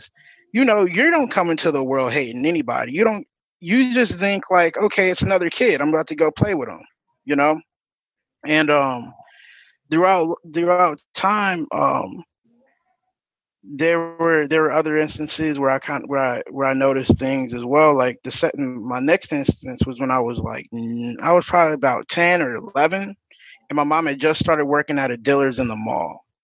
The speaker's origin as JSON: {"language": "English", "town": "Akron", "region": "Ohio", "country": "United States", "said": "I'm from Akron, Ohio."}